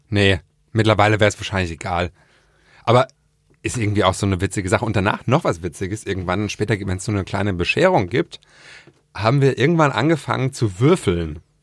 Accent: near Worms, Rhineland-Palatinate, Germany; mein klassisches Weihnachten im Feddersheim, da wo ich herkomme, bei Worms

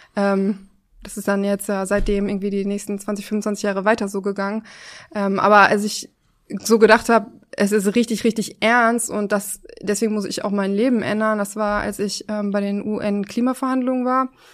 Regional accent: Oberhausen, North Rhine-Westphalia, Germany; now in Berlin, Germany; Ich komme aus Oberhausen, aus Nordrhein-Westfalen

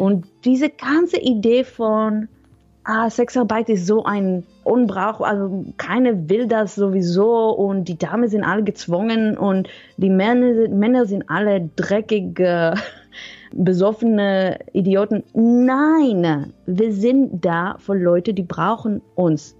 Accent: Israel; German is a second language; moved away; also born or lived in Netherlands; Ursprünglich komme ich aus Israel, mhm. aber ich habe ganz lange in den Niederlanden gewohnt.

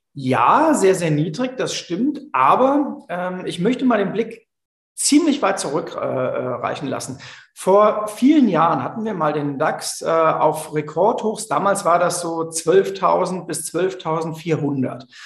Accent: Germany; im Ahrtal, ganz in der Nähe von meiner Heimat

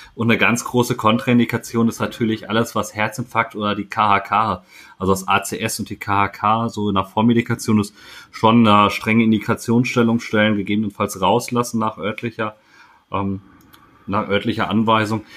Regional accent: Sauerland, North Rhine-Westphalia, Germany; als äh, Sauerländer

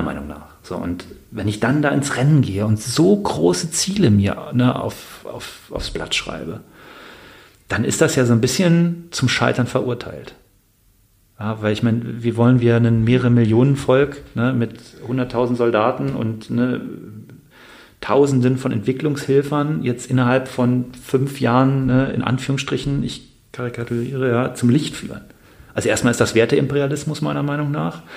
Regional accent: Bonn, North Rhine-Westphalia, Germany; ich komme aus Bonn

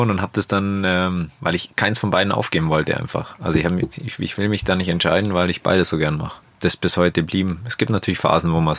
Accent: Bavaria, Germany; Das Allgäu ist einfach meine Heimat und das, wo mich irgendwie zu dem Sportler oder zu dem Menschen gemacht hat, wo ich jetzt bin.

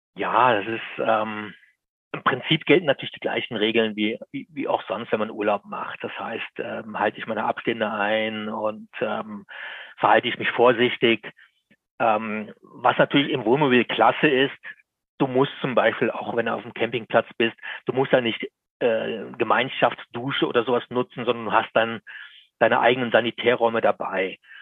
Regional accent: Lower Bavaria, Germany; bei uns in Niederbayern, ich komme aus Niederbayern, da ist es sehr schön

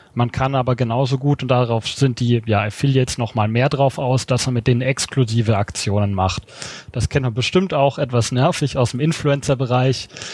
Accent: Swabia, Germany; ich als Schwabe

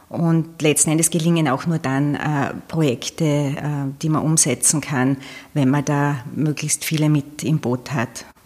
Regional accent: Leoben, Styria, Austria; born there; ich habe die ersten zwei Lebensjahre in Leoben dann verbracht. Und dann ist es immer den Bergwerken hinterhergegangen.

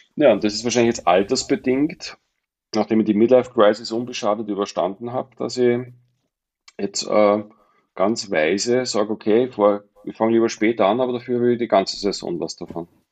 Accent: Mondsee, Upper Austria, Austria; moved away as an adult; now in Pinzgau, Austria; bin ja ursprünglich Oberösterreicher vom Mondsee, aber war als kleiner Junge schon

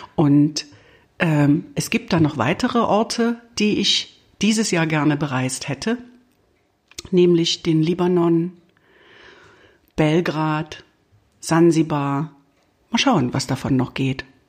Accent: East Germany, Germany; wie man ja unschwer hört, äh, bin ich im Osten aufgewachsen und war gerade 20 geworden, als die Mauer fiel

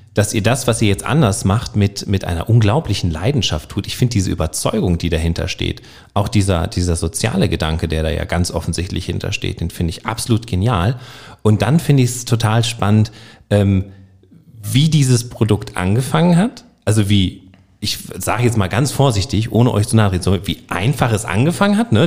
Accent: Northern Germany, Germany; accent: Hochdeutsch; Ich bin, ich komme aus Norddeutschland, ich spreche Hochdeutsch.

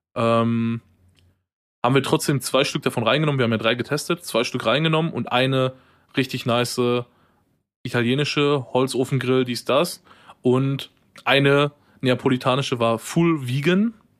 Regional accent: Ruhr area, North Rhine-Westphalia, Germany; wir so als Ruhrpottler, ähm, ich ja ein bisschen mehr als du tatsächlich

